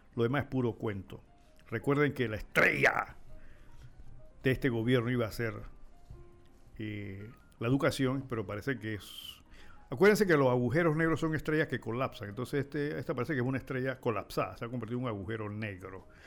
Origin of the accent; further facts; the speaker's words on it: Panama; nosotros como panameños